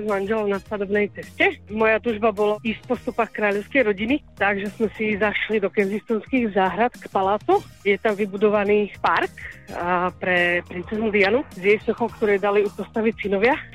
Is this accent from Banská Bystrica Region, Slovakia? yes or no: yes; Kremnica, Banská Bystrica Region, Slovakia; Nie som síce domáci, ja som z Kremnice, ale asi sem budem chodiť častejšie.